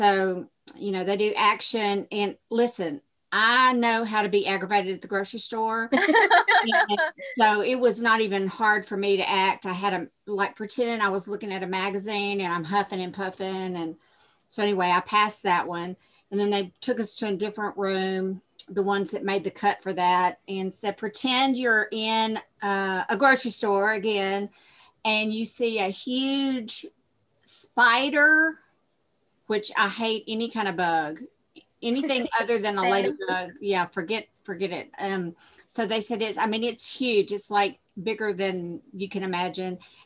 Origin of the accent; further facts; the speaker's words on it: Shreveport, Louisiana, United States; I'm from Shreveport, Louisiana, where The Mist was filmed